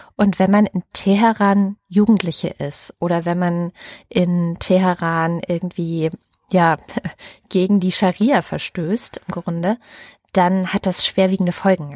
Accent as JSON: {"language": "German", "region": "East Germany", "country": "Germany", "tie": "born or raised there", "said": "die ich dann wieder aus der DDR-Erfahrung mitgenommen habe"}